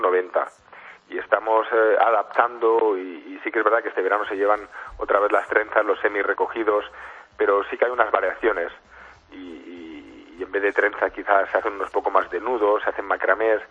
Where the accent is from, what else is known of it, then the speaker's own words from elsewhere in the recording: Spain; nos caracteriza mucho como españoles